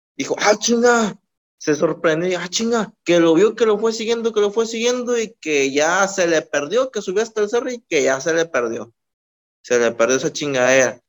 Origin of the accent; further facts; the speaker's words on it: Ixtlahuacán, Colima, Mexico; Soy de un pueblito que se llama Ixlahuacán